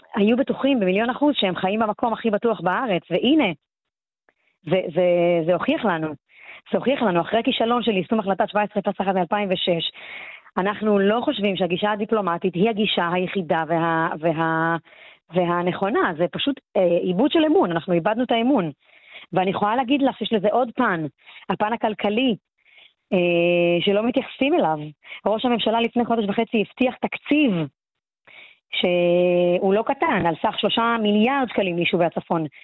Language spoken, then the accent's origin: Hebrew; Kiryat Shmona, Northern District, Israel; also born or lived in Migdal; העיר שלי שגדלתי בה ונולדתי בה